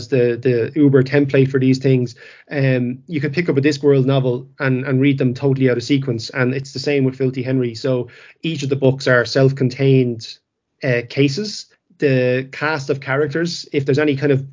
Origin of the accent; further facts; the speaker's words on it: Ireland; I'm from Ireland myself. I was born and bred here.